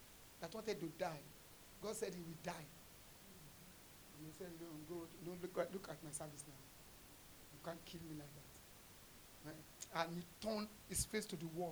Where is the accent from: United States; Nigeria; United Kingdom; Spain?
Nigeria; as a Nigerian guy